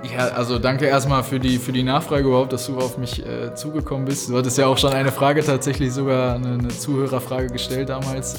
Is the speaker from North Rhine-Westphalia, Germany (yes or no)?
yes; Dortmund, North Rhine-Westphalia, Germany; moved away as an adult; also born or lived in Sandhausen; Ich komme ja hierher, das heißt, ich hatte das Glück, in meiner Heimat Profispieler zu werden